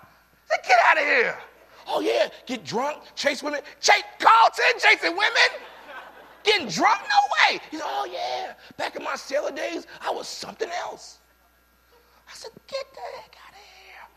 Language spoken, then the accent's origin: English; New York City, New York, United States; moved away; I'm from the Bronx. I'm from New York.